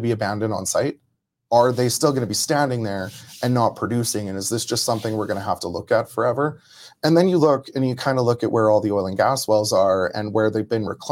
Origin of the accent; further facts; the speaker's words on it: Medicine Hat, Alberta, Canada; I grew up in Medicine Hat.